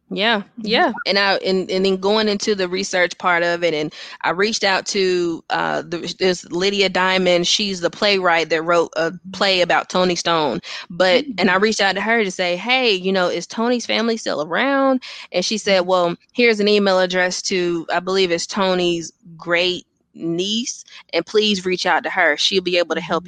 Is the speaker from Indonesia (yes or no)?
no; Gastonia, North Carolina, United States; I'm actually from Gastonia, North Carolina, born and, and raised